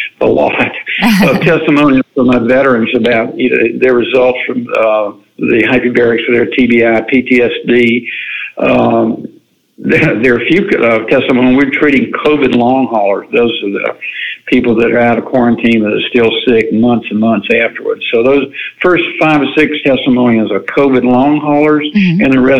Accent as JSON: {"language": "English", "region": "the South", "country": "United States", "tie": "born or raised there", "said": "I grew up in the South. Anything that's fried, I like it"}